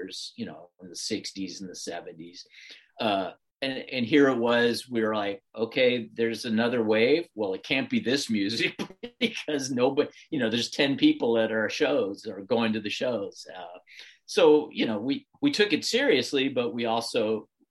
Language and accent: English; Bay Area, California, United States; born or raised there